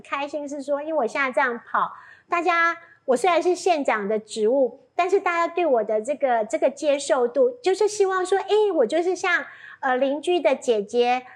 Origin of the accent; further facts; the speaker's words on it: Pingtung County, Taiwan; 我想屏东是我的家乡